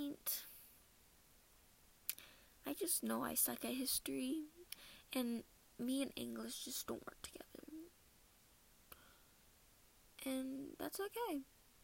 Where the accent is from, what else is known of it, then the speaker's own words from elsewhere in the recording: Minnesota, United States; accent: Minnesota accent; now in North Carolina, United States; I'm from Minnesota